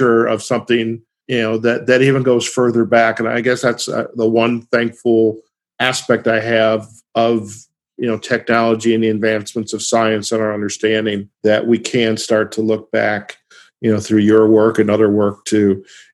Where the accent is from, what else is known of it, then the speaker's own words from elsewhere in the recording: Michigan, United States; I grew up in Michigan